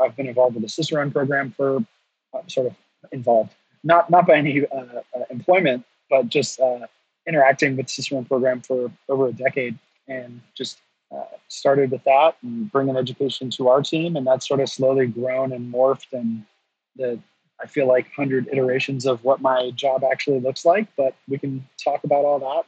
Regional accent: North Carolina, United States; I'm from North Carolina

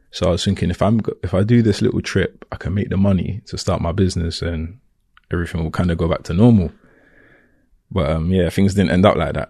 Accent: London, United Kingdom; accent: Cockney; I was born in Camden, raised in Camden

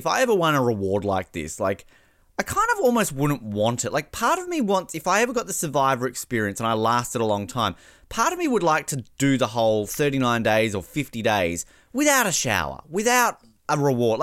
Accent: Australia; I'm Australian

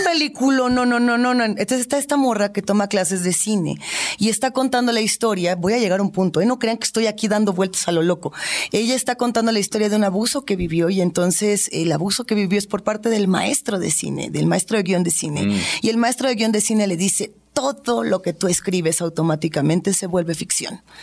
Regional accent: Mexico; siendo nosotros mexicanos

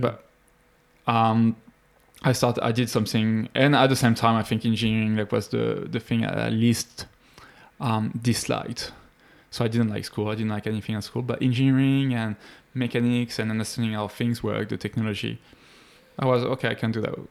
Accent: Paris, Île-de-France, France; moved away; I'm from France. Grew up in Paris, near Paris

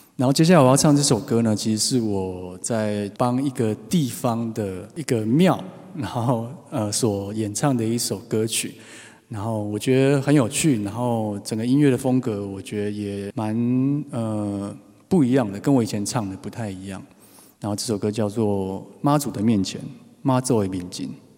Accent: Taipei, Taiwan; 又是台北小孩，台北已经很难，然后就其实身边有很少人在讲台语

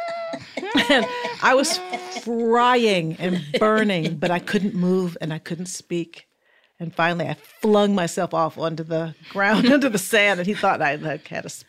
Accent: Fort Wayne, Indiana, United States

